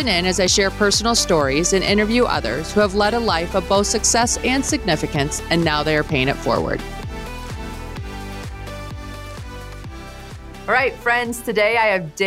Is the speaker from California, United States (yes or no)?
no; Michigan, United States; I grew up in Michigan